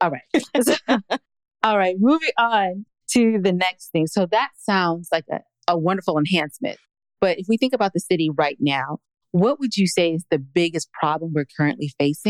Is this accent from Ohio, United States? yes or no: no; California, United States; moved away; I'm from California